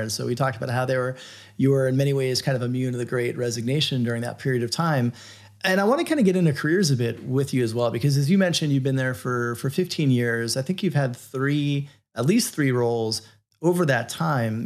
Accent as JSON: {"language": "English", "region": "Florida", "country": "United States", "tie": "born or raised there", "said": "being a kid growing up in Florida, not that far from Cape Canaveral"}